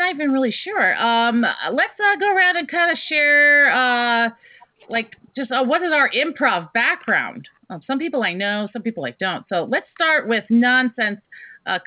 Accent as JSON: {"language": "English", "town": "Richmond", "region": "Virginia", "country": "United States", "said": "I am from Richmond, Virginia"}